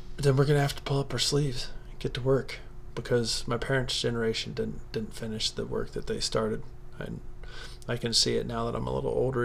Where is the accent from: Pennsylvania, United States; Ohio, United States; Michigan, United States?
Ohio, United States; southern; I grew up in a very religious part of southern Ohio